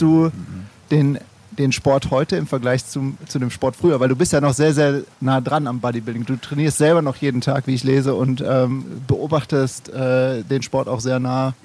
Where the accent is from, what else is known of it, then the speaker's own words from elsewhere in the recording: Cologne, North Rhine-Westphalia, Germany; Ich komme ja aus Köln